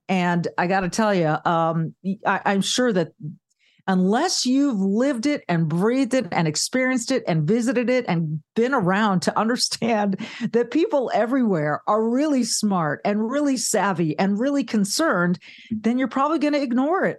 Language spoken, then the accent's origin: English; Southern California, United States; also born or lived in Charlotte, North Carolina; now in Midwest, United States; I grew up in Southern California